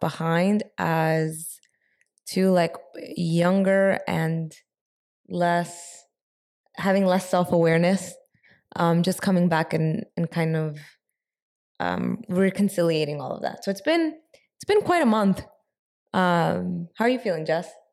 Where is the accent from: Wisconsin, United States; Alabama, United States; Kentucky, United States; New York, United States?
New York, United States; also born or lived in San Francisco; we're both from New York.